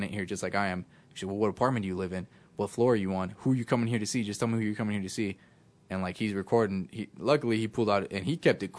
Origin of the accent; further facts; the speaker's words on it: Las Vegas, Nevada, United States; also born or lived in El Paso, Texas; that's where I was born, but I was raised out here in Vegas.